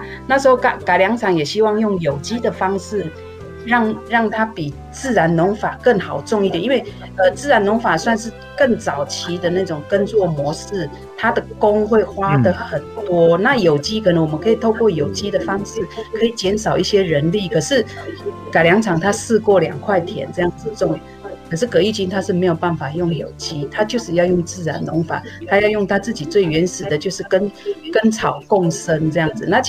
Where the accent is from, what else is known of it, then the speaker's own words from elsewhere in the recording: Yuli, Hualien County, Taiwan; also born or lived in northern Taiwan; 我们算是呃从北部再回来的一些，算是一开始回，我们已经其实，在部落里边，我们已经将近十几年开始在在，其实回到部落已经十几年了，